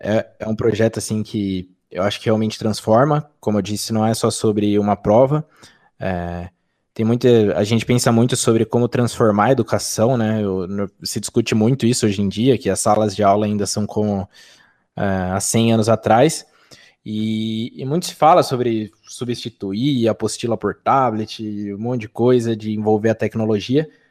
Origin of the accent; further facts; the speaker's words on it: Sorocaba, São Paulo, Brazil; sou de Sorocaba, interior de São Paulo